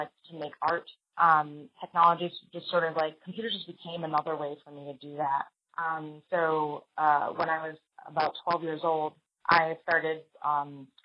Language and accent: English; New York City, New York, United States; I was born in the Bronx, New York